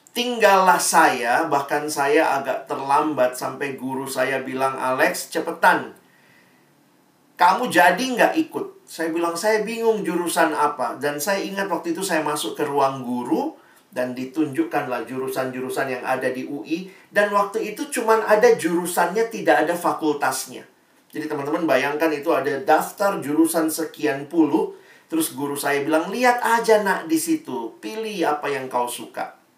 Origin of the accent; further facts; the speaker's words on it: Makassar, South Sulawesi, Indonesia; Jadi saya SMA-nya di Makassar, teman-temannya saya anak daerah